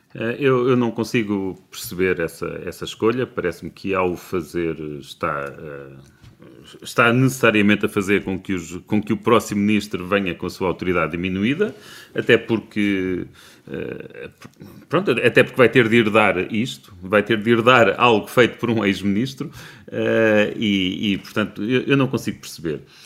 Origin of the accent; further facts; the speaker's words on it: Braga, Norte, Portugal; que portanto é minha vereadora, porque eu sou de Braga